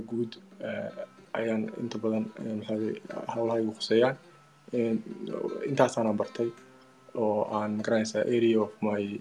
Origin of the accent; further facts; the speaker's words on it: Berbera, Somalia; moved away as an adult; also born or lived in China; waxaan ku dhashay magaalada berbera